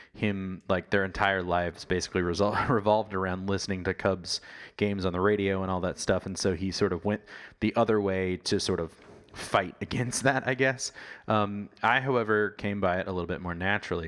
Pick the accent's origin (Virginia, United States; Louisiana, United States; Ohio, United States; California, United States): Virginia, United States; Virginia Beach; When I was young, uh, growing up in Virginia, Virginia Beach, Virginia